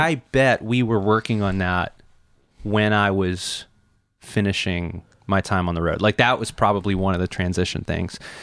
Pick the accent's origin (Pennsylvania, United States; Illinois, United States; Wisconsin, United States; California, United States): Illinois, United States; Chicago; moved away; I grew up in Chicago, Illinois